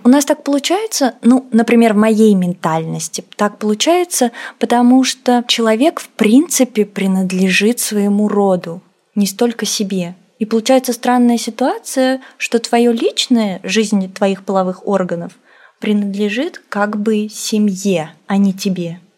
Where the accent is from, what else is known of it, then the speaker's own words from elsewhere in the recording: Russia; also born or lived in Azerbaijan; Я россиянка азербайджанского происхождения. В России я живу с пяти лет